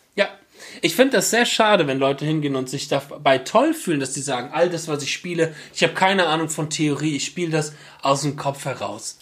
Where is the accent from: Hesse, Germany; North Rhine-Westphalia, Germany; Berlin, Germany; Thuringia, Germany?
Hesse, Germany; Bad Schwalbach; aus Bad Schwalbach, der Ortschaft, wo ich herkomme, wo ich wieder wohne